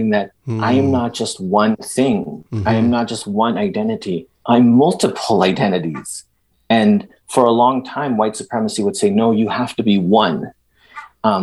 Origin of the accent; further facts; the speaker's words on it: Edmonton, Alberta, Canada; born or raised there; first language Spanish; also born or lived in El Salvador